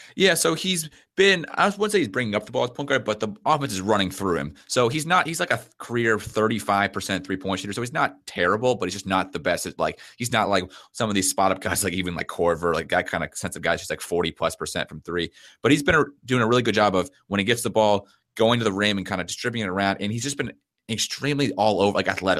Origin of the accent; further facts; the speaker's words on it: Indianapolis, Indiana, United States; I'm from Indianapolis